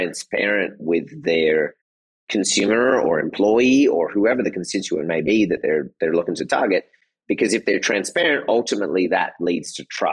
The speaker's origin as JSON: {"language": "English", "country": "Australia", "tie": "born or raised there", "also_born_or_lived": "Michigan / Japan / Germany / Netherlands", "moved": "as an adult", "said": "I grew up in Australia."}